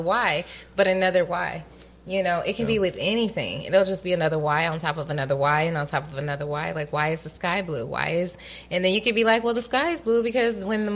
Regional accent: Atlanta, Georgia, United States; also born or lived in Connecticut; I was born in Connecticut, right? Mm-hmm. And then I moved to Atlanta.

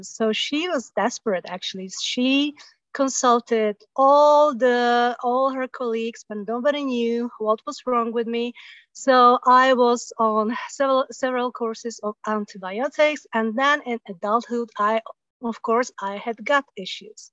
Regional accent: Slovakia; moved away as an adult; also born or lived in south of France; now in France; I come originally from Slovakia, and we moved to south of France

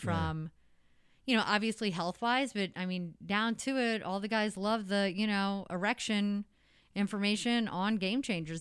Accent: Potosi, Missouri, United States; now in St. Louis, United States; I grew up in Potosi, Missouri.

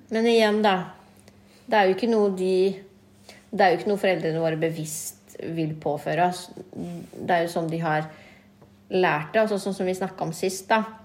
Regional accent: Norway; vi er født og oppvokst i Norge

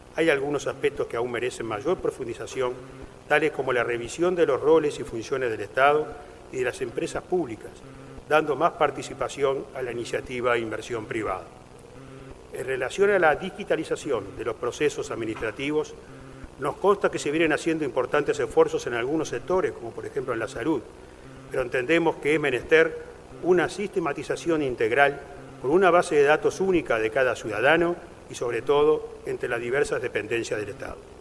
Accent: Uruguay; Todos somos uruguayos.

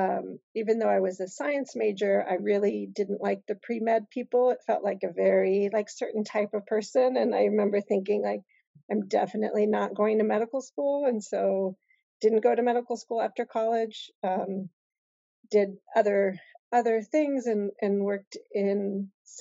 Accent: Indianapolis, Indiana, United States; also born or lived in Algeria; came to Indianapolis when I was 5 and grew up there

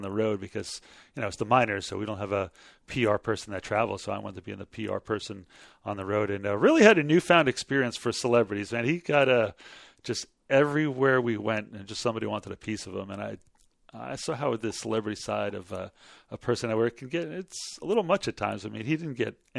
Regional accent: Long Island, New York, United States; moved away as an adult; now in Texas, United States; I'm from Long Island. That's where I was born and raised and grew up most of my life.

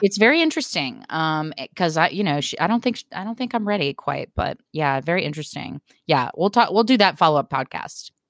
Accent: Portland, Oregon, United States; moved away as an adult; also born or lived in Texas; I had never lived anywhere except for my hometown of Portland, Oregon

